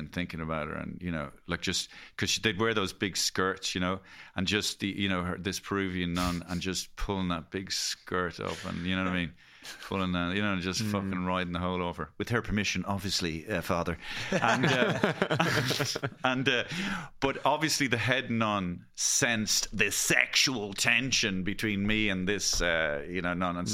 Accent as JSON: {"language": "English", "country": "Ireland", "said": "as Irish people, we're all kind of to a lesser or greater degree recovering Catholics."}